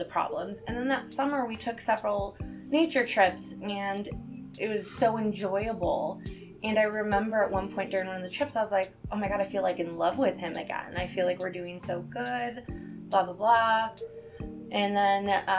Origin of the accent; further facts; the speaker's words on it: Chicago, Illinois, United States; I'm from Illinois and Chicago